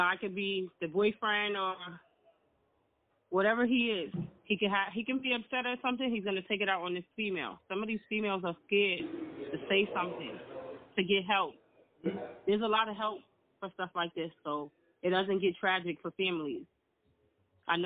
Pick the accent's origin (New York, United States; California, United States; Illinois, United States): New York, United States; New York City; I'm from the Bronx